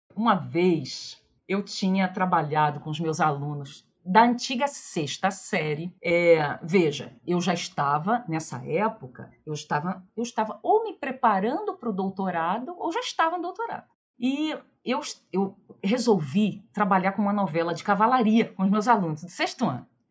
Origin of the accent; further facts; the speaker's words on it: Rio de Janeiro, Brazil; eu era uma menina ali do subúrbio do Rio, de Olaria, de Ramos, eu nasci em Bom Sucesso